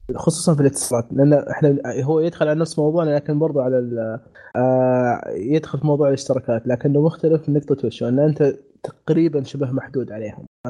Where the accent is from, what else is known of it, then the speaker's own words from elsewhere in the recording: Saudi Arabia; عندنا في السعوديه